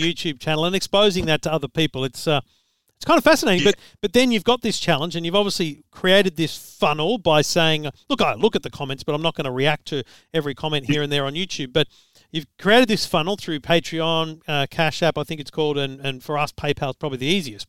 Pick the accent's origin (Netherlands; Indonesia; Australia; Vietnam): Australia; as an Australian